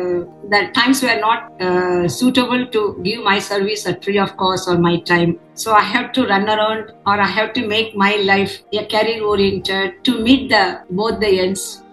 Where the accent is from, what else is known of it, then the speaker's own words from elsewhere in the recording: Chennai, Tamil Nadu, India; first language Tamil; English is a second language; moved away as an adult; now in Delhi, India; Basically, I belong to Chennai. My native language is Tamil